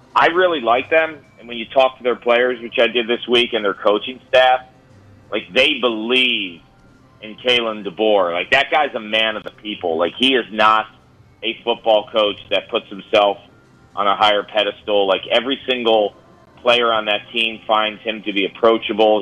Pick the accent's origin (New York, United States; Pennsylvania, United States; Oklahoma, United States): New York, United States; New York City; I was born in the Bronx, in New York. So yes, no, yes. I'm I'm New York through and through